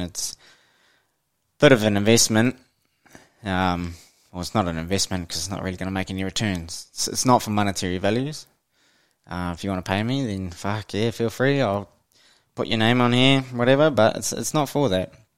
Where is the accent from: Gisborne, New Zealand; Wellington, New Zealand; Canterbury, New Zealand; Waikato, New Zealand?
Waikato, New Zealand; Hamilton; I grew up in the mighty Waikato, uh, born and bred in Hamilton, New Zealand.